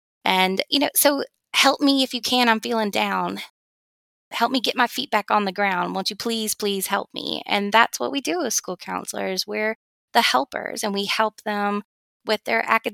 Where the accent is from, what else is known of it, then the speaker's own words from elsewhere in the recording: Georgia, United States; my home state in the Atlanta